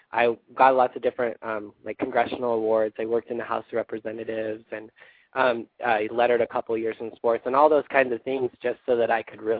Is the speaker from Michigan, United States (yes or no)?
no; Idaho, United States; it's today we got a lot of snow, so it's pretty cold. Um, but it's pretty. I mean, it's rural.